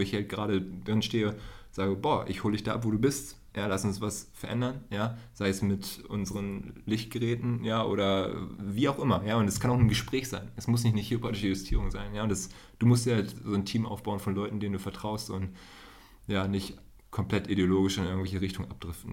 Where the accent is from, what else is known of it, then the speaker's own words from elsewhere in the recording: Hohenhameln, Lower Saxony, Germany; in der Nähe von Hannover, Hildesheim, äh, in Hohenhameln